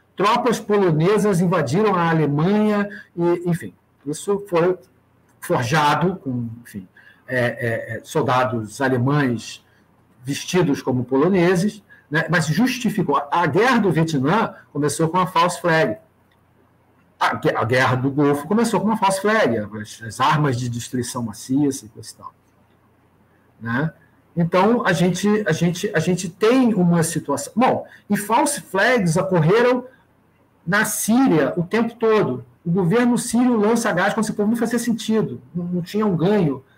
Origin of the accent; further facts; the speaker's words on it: Brazil; para nós, como brasileiros